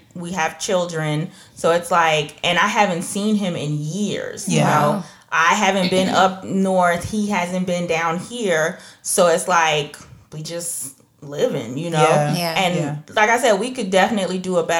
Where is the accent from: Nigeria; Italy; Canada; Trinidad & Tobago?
Trinidad & Tobago; now in United States; I'm from Trinidad